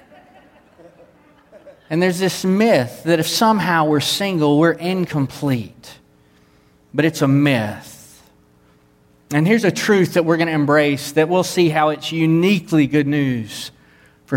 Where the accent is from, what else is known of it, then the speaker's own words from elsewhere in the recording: the Bible Belt, United States; I grew up in the Bible Belt. I minister in the Bible Belt